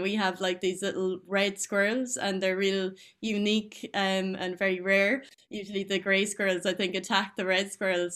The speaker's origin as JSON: {"language": "English", "town": "Tullamore", "region": "County Offaly", "country": "Ireland", "tie": "born or raised there", "said": "I'm from Tullamore in Offaly"}